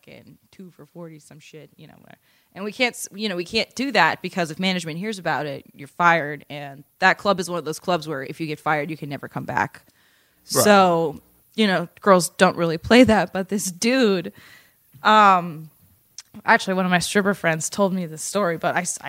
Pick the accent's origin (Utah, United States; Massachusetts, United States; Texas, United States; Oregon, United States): Massachusetts, United States; moved away; also born or lived in Baltimore; I'm from Massachusetts